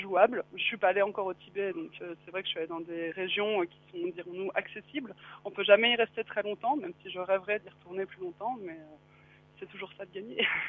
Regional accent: France; moi, je suis française

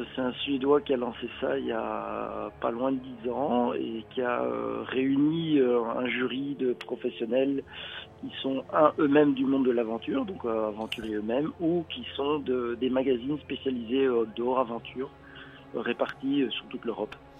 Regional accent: Belgium; je suis belge

